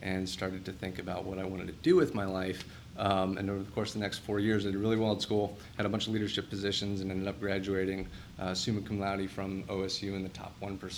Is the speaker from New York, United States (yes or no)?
no; Cincinnati, Ohio, United States; I grew up in Cincinnati